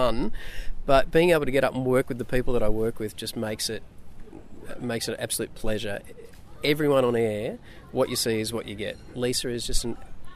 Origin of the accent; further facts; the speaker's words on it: Wollongong, New South Wales, Australia; I grew up in Wollongong, so I spent a lot of time down here on the south coast of New South Wales.